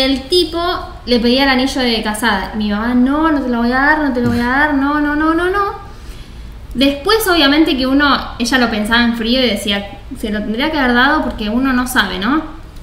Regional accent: Buenos Aires, Argentina; born or raised there

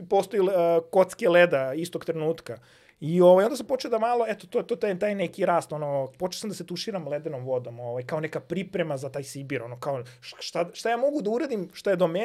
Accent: Serbia; kao prvi Srbin koji je došao do najhladnije tačke

